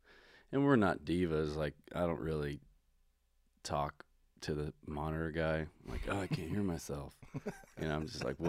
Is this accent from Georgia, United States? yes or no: yes; Georgia, United States; moved away as an adult; also born or lived in Chattanooga, Tennessee; now in Los Angeles, United States; it was my 30th birthday, and I'm being from Georgia.